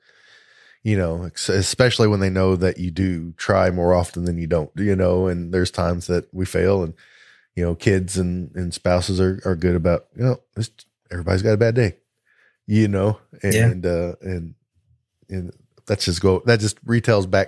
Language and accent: English; the South, United States; We're all three from the South